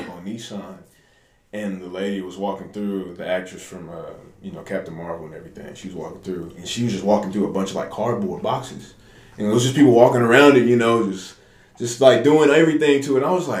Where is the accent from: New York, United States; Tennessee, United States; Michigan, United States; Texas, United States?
Texas, United States; I am. From here.